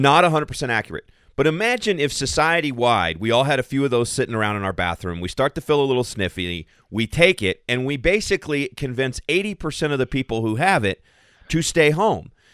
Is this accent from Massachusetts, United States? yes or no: no; Central Kentucky, United States; now in Colorado, United States; I'm, I'm originally from Central Kentucky